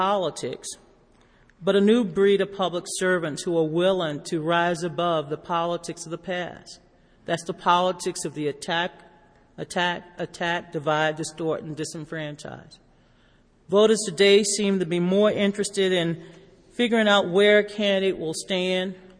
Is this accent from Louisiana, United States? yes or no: yes; Louisiana, United States; my home state of Louisiana